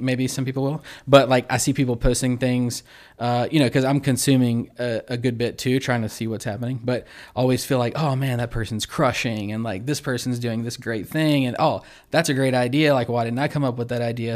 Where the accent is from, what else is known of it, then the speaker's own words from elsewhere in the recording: Baton Rouge, Louisiana, United States; also born or lived in Zachary, Louisiana / Central, Louisiana / Denham Springs, Louisiana; I've lived slightly outside of Baton Rouge my whole life